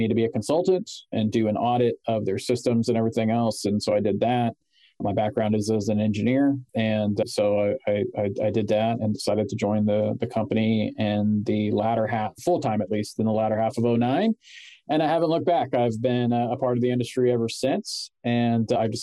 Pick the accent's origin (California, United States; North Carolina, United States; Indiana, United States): California, United States; San Francisco; born and raised in Northern California, so Silicon Valley, San Francisco, the tech hub up there